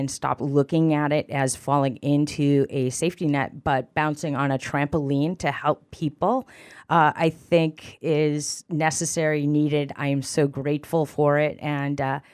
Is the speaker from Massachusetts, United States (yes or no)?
yes; Holyoke, Massachusetts, United States; also born or lived in California; growing up in Holyoke, my family benefited from welfare